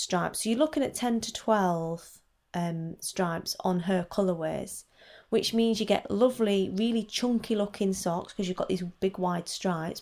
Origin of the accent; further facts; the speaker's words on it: Wigan, North West England, United Kingdom; I'm from Wigan, which is also in Lancashire